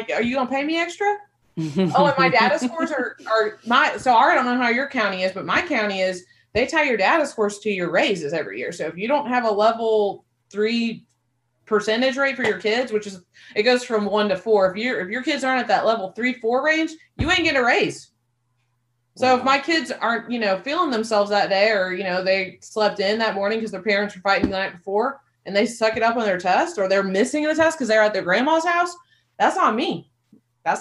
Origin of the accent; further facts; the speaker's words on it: Missouri, United States; moved away as an adult; also born or lived in Nashville; all of our family's from Missouri. We're both from Missouri. And so we live here.